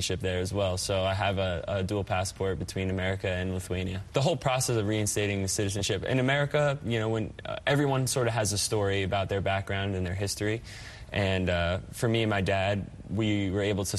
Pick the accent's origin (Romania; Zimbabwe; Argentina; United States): United States; New Jersey; moved away as an adult; I grew up in North Jersey